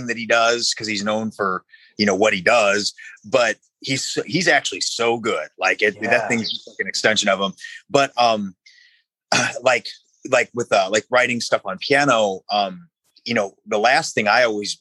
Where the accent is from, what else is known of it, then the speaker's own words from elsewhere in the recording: Valparaiso, Indiana, United States; moved away; where I grew up in Valparaiso up in Indiana